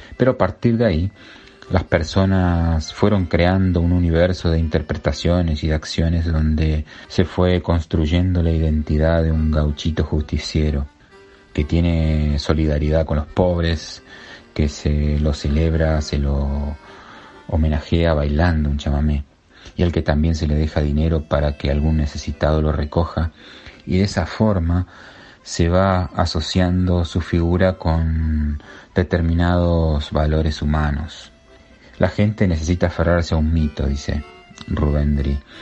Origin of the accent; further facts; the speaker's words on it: Argentina; nos avergüenza como argentinos y argentinas